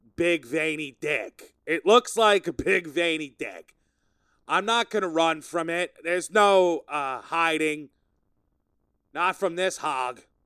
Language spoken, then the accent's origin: English; Sayville, New York, United States; I'm in my hometown, my hometown of Sayville. Sayville, Long Island